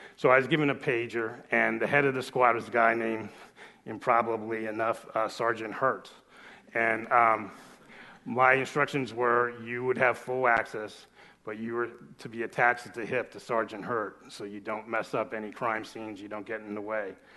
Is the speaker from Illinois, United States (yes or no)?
no; South Florida, United States; also born or lived in Los Angeles; I was actually writing for my hometown paper in, uh, South Florida